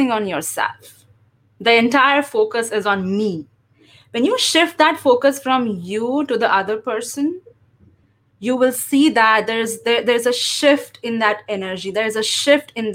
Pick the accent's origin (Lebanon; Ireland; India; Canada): India; first language English; moved away as an adult; also born or lived in Chicago, United States; now in United States; I am originally from India, and I relocated to the US after marriage